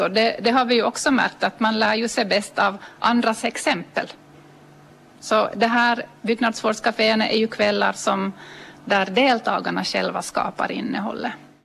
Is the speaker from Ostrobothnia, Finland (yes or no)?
yes; Ostrobothnia, Finland; vi som är österbottningar